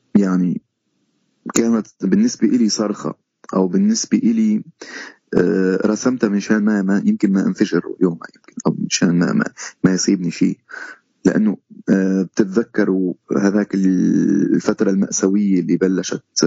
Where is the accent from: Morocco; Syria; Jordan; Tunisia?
Syria; moved away as an adult; also born or lived in Istanbul, Turkey; now in Canada; تبعنا كسوريين